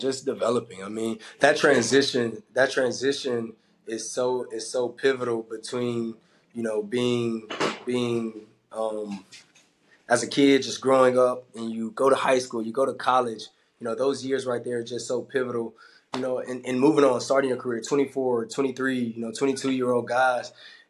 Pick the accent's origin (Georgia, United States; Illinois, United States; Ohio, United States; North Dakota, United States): Georgia, United States; You know, I came from the South, from Georgia, and went to Auburn. So my life had always been in the South.